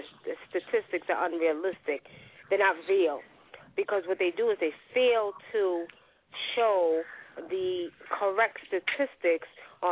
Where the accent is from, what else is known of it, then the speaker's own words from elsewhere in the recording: New York, United States; I'm from New York